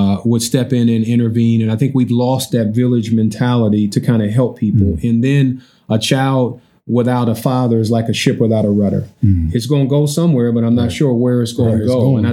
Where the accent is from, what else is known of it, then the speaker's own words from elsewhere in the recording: Columbus, Ohio, United States; I grew up in Sullivan Gardens, which is considered the roughest, the toughest, the baddest, the meanest, the most dangerous housing project.